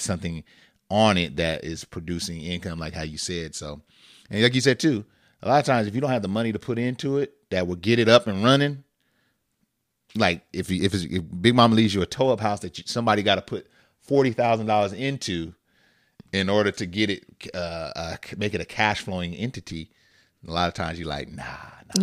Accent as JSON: {"language": "English", "region": "Northern California", "country": "United States", "tie": "born or raised there", "said": "we grew up in Northern California."}